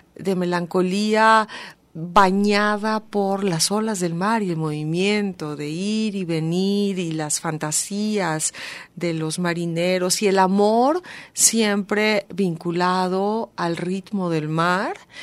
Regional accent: Mexico; Como mexicanos contemporáneos, que somos el resultado de esa mezcla

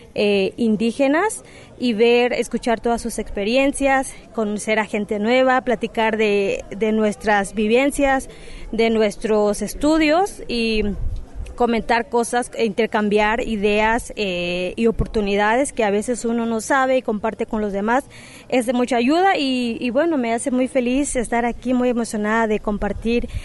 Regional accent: Cochoapa, Guerrero, Mexico; moved away as an adult; also born or lived in United States; no solo en Cochuapa, de donde yo vengo

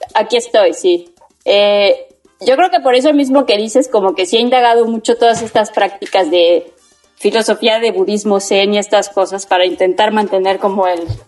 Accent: Cosamaloapan, Veracruz, Mexico; also born or lived in Puebla; now in Cuernavaca, Mexico; Soy de Cosamaloapan, Veracruz

